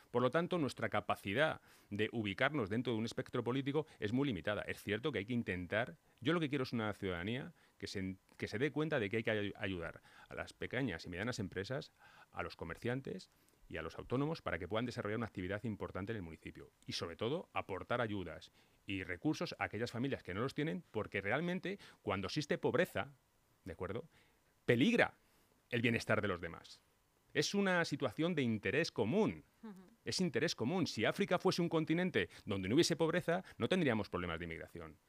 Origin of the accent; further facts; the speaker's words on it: Móstoles, Community of Madrid, Spain; Yo me he criado, yo he vivido hasta los 30 años en, en es más, vivo en una casa donde veo mi casa de Móstoles